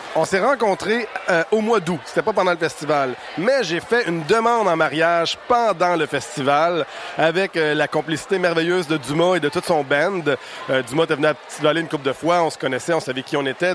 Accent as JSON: {"language": "French", "town": "Ville-Marie", "region": "Quebec", "country": "Canada", "tie": "born or raised there", "said": "Je suis originaire de Ville-Marie au Témiscamingue, à l'autre bout du Québec, c'est la frontière à l'Ontario"}